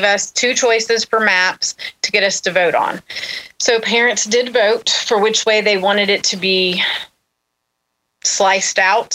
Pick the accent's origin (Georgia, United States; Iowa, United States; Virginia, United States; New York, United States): Georgia, United States; Austell; I'm from Austell. So Cobb County